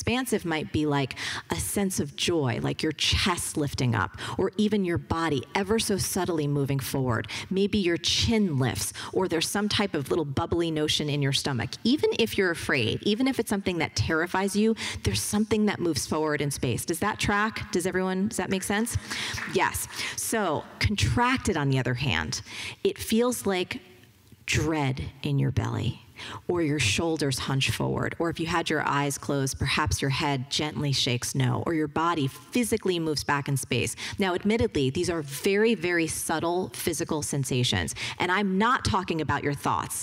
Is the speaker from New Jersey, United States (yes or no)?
yes; New Jersey, United States; I'm from New Jersey